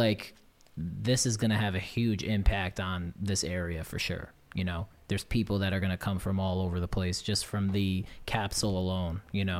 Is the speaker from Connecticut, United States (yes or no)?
yes; Naugatuck, Connecticut, United States; especially growing up in Naugatuck my whole life